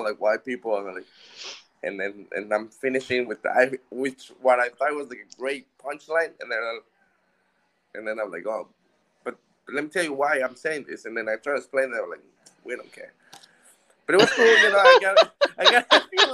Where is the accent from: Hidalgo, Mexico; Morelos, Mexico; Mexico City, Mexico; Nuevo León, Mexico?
Mexico City, Mexico; English is a second language; moved away; I'm Mexican. I was born and raised there in Mexico City